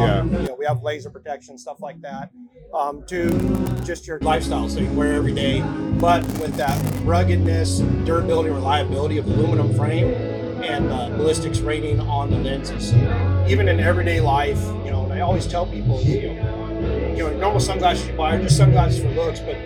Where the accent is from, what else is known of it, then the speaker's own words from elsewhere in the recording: Yuma, Arizona, United States; we manufacture right in my hometown, actually down in Yuma, Arizona